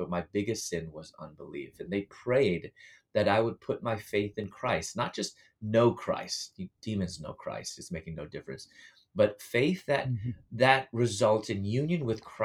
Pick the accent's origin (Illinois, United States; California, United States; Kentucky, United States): Illinois, United States; Chicago; moved away as an adult; also born or lived in Louisville / Atlanta, Georgia; I'm from Chicago, and I was living in Louisville at that time